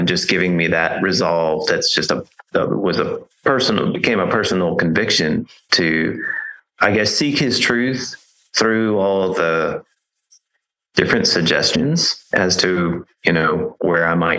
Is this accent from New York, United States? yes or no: no; California, United States; now in Missouri, United States; the area that I grew up in California